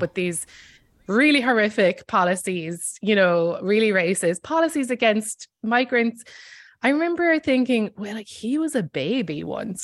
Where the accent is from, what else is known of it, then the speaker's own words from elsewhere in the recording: Ireland; moved away as an adult; now in New York, United States; I am Irish and I grew up there